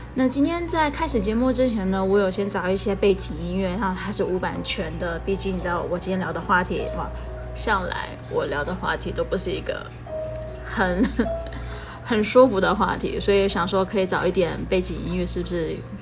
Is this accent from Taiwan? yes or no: yes; Taiwan; 跟我一样是从小在台湾长大的孩子